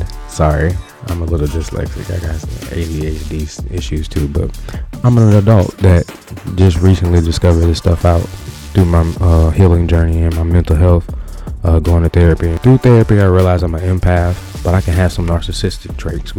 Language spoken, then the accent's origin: English; Louisiana, United States; I am from the South, Louisiana